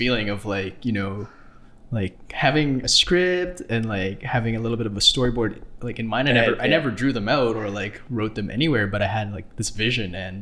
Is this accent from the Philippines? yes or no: yes; Philippines; I'm a Filipino